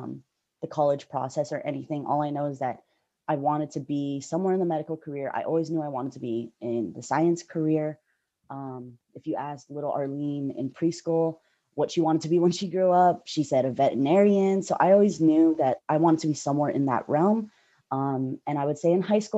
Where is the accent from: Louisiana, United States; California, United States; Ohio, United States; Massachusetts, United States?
California, United States; the Bay Area; I'm from the Bay Area.